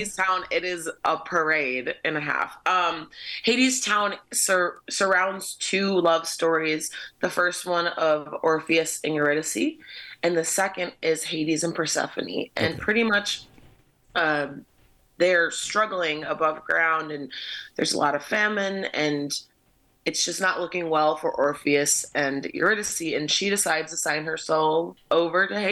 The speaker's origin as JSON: {"language": "English", "town": "Buffalo", "region": "New York", "country": "United States", "tie": "born or raised there", "also_born_or_lived": "Fredonia, New York", "said": "I grew up in Buffalo"}